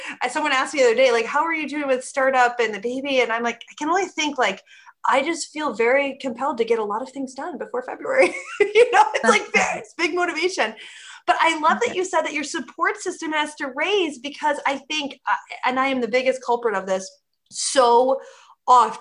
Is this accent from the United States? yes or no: yes; Midwest, United States; I'm from the Midwest